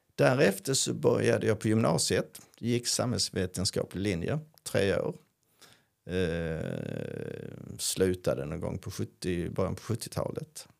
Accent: Karlskrona, Blekinge, Sweden; now in Skåne, Sweden; En karlskronit, alltså från Karlskrona

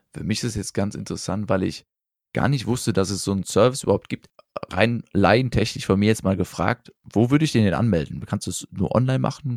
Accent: Rhineland, Germany; als Rheinländer

